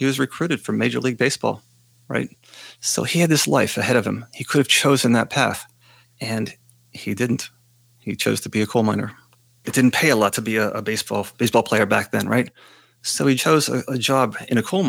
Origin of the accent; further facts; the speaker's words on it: Western Pennsylvania, United States; a guy growing up in Western Pennsylvania